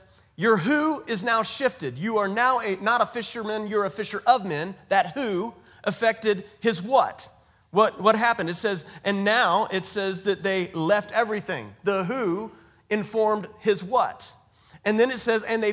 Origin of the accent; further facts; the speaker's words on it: United States; I'm a male. I'm a father. I'm an American